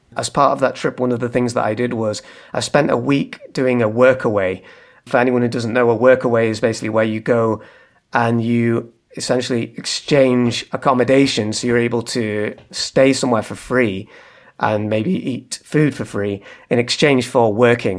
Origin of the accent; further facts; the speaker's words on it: Manchester, North West England, United Kingdom; moved away as an adult; now in Leeds, United Kingdom; I'm from Manchester in the north of England